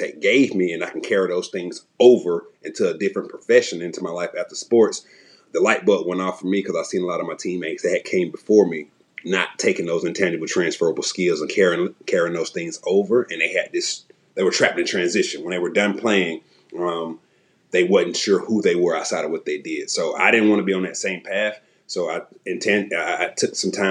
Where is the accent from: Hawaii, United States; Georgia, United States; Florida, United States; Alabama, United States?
Georgia, United States; Atlanta; also born or lived in Arkansas; now in Knoxville, United States; born and raised in Southwest Atlanta, did a lot of moving